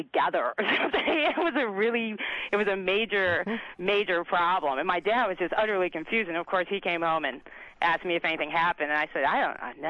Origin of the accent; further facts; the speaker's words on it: Chicago, Illinois, United States; I'm from Chicago.